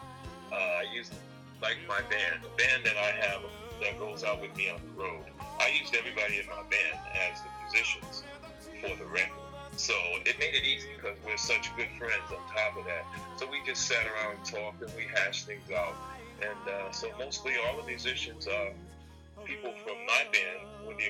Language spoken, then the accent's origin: English; Providence, Rhode Island, United States; my hometown of Providence, Rhode Island